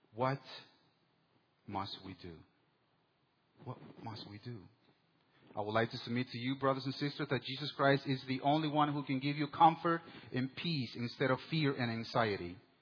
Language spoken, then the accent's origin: English; El Salvador; moved away; in 1984 in my hometown. My country, El Salvador, was going through a civil war